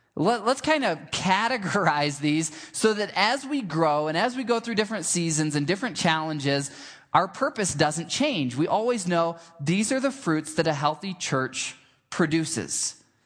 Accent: Michigan, United States; I grew up in Michigan and we had this big old grapevine in our backyard

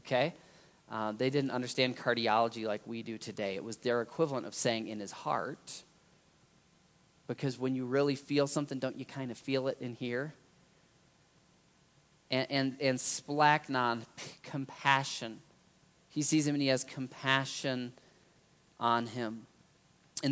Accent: United States; as an American, as a Christian

